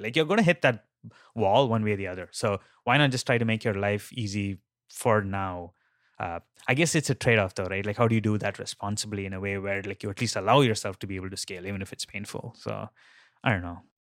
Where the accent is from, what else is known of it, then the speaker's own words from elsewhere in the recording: India; moved away; I grew up in India and, like, that's where, like, I learned, like, some of my early days in programming.